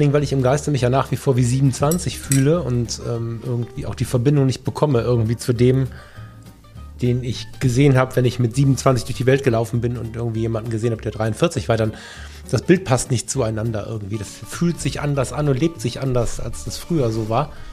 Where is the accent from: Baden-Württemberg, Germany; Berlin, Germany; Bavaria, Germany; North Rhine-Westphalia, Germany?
North Rhine-Westphalia, Germany; Düsseldorf; hier aus meiner Heimat